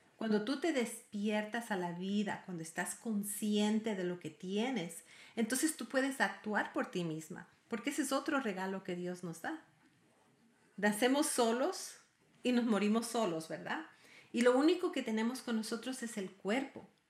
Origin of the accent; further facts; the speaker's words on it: Ecuador; now in United States; yo soy ecuatoriana y mi padre era argentino y vivo en los Estados Unidos